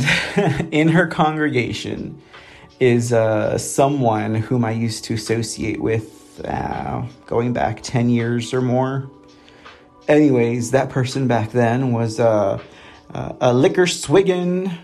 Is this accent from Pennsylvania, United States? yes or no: no; San Antonio, Texas, United States; running for city council here in my hometown